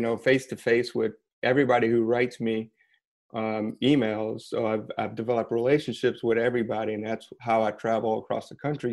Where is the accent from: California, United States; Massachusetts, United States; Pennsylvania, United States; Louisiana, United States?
Louisiana, United States; outside of New Orleans; moved away as an adult; also born or lived in Brooklyn, New York; now in Lafayette, United States; I grew up Cajun, but outside of New Orleans